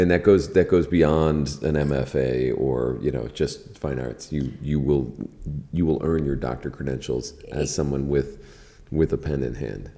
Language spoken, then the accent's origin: English; Key West, Florida, United States; moved away; I grew up in Key West